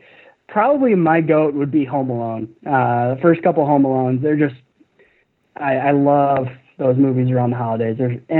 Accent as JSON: {"language": "English", "region": "Midwest", "country": "United States", "said": "You know, I'm just a Midwesterner, I guess."}